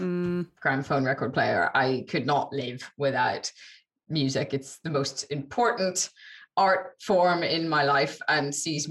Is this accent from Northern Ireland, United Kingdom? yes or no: yes; Belfast, Northern Ireland, United Kingdom; I come from Belfast, which has its own patchy history